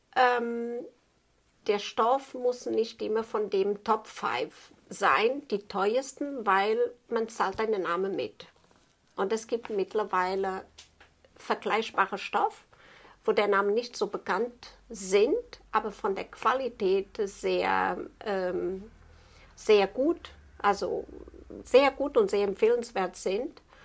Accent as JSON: {"language": "German", "country": "Portugal", "tie": "born or raised there", "second_language": "German", "moved": "as an adult", "said": "Ich bin gebürtiger Portugies und habe das bei meiner Meisterin noch so gelernt"}